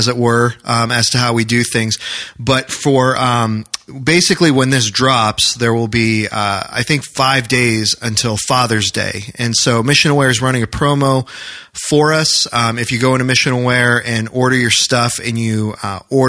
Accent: New Hampshire, United States; moved away as an adult; now in Maryland, United States; growing up in New Hampshire

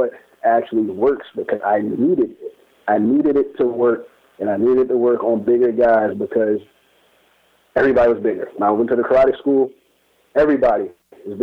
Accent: Baltimore, Maryland, United States; where I'm from, like I'm from Baltimore, I grew up in one area that wasn't really the greatest area in town

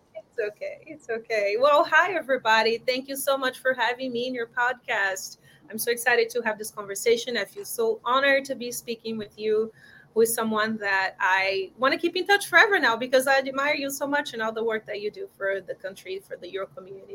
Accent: João Pessoa, Paraíba, Brazil; English is a second language; moved away as an adult; now in Los Angeles, United States; I was born in João Pessoa, it's a small city in the northeast of Brazil, right by the coast.

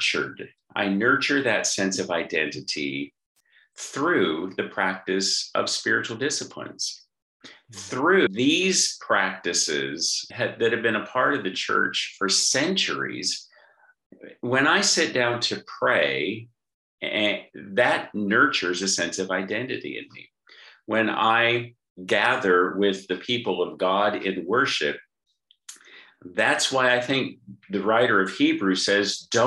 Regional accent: Southern California, United States; now in Australia; I live in Australia, but I'm from Southern California

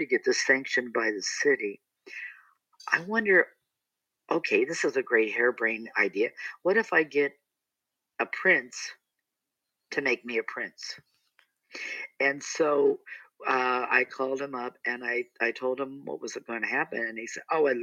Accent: Akron, Ohio, United States; now in Palm Springs, United States; when I was growing up in Akron, Ohio

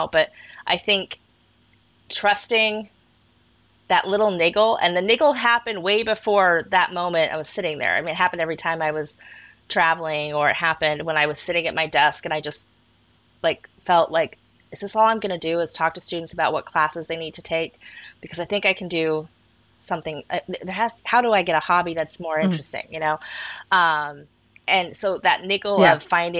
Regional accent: Colorado, United States; also born or lived in Kent, England / Shetland Islands; I was born in Kent, England, moved to Colorado when I was 5 to parents from the Shetland Islands

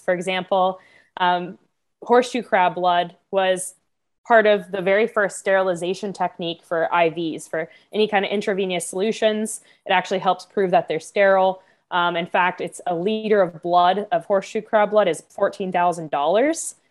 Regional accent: Florida, United States; I grew up in Florida all my life

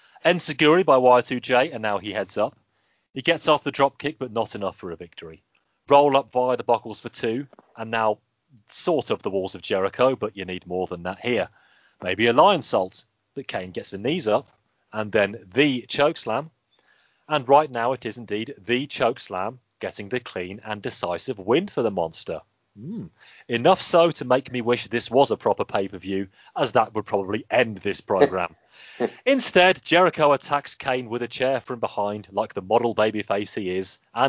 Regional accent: Birmingham, West Midlands, United Kingdom; also born or lived in Wakefield; I go to university in Wakefield. I am from Birmingham

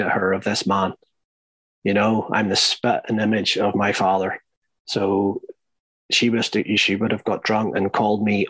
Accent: Northern Ireland, United Kingdom; growing up in Northern Ireland, like, they were all Catholic, but my father was Protestant

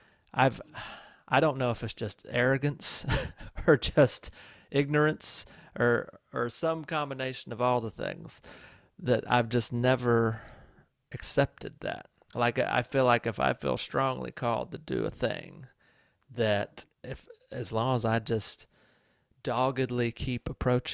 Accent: Walhalla, South Carolina, United States; moved away; growing up in Walhalla, South Carolina, a town

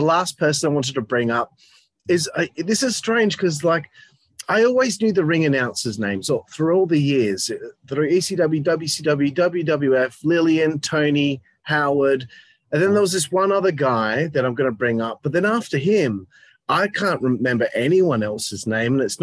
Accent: Australia; I'm Australian

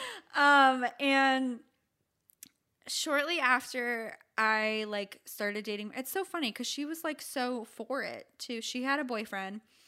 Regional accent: St. Petersburg, Florida, United States; also born or lived in Michigan; my hometown

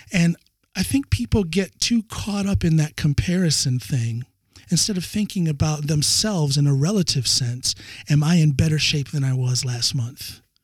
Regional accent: United States; now in Norway; my home country, the United States

